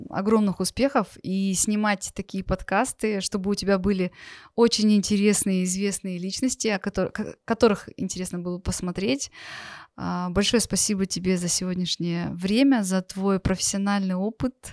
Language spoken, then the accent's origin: Russian; Russia; born there; Я родилась в России, и очень много мы переезжали.